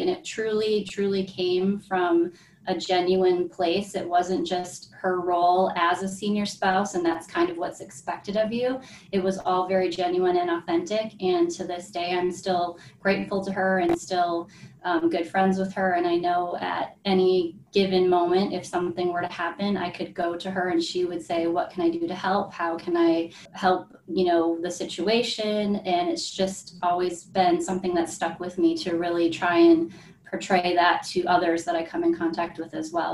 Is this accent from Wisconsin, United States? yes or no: yes; Green Bay, Wisconsin, United States; moved away as an adult; I'm originally from Green Bay, Wisconsin, and so grew up in the same house my whole life